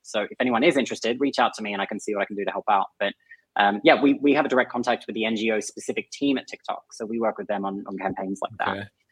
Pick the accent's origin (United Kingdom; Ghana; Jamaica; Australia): Australia; accent: Aussie; my Aussie accent.